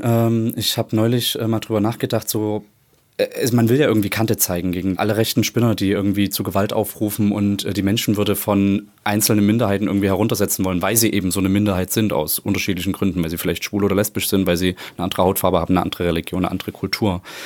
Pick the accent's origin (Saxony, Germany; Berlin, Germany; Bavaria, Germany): Saxony, Germany; Plauen; now in Leipzig, Germany; Ich komme aus Plauen